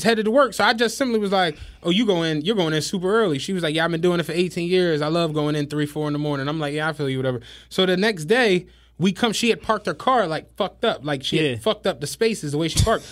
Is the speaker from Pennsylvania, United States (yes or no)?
yes; Philadelphia, Pennsylvania, United States; I'm from Penrose